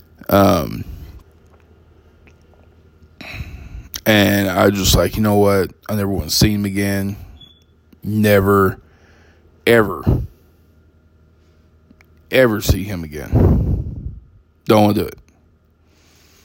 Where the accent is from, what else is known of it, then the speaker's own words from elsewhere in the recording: Texas, United States; moved away as an adult; also born or lived in Arizona; I grew up in Texas